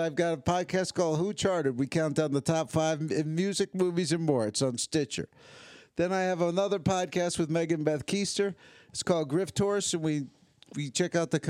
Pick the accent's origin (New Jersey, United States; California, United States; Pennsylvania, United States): New Jersey, United States; also born or lived in New York; now in Austin, United States; as a man and a rapper, I was born in New Jersey